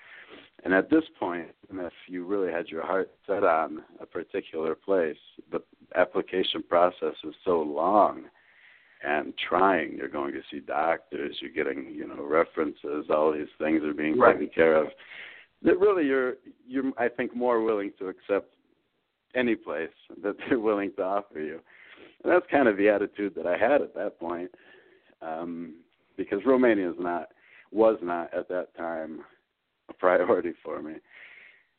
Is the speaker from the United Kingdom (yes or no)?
no; southeast Michigan, United States; also born or lived in Ann Arbor, Michigan; I grew up in Michigan, southeast Michigan. I was born in Ann Arbor. When I was about five, we moved to a more rural area south of there